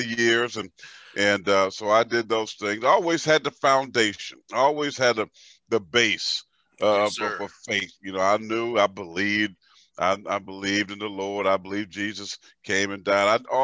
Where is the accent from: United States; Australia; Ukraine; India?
United States; Pageland, South Carolina; growing up in South Carolina, small town, my town is called Pageland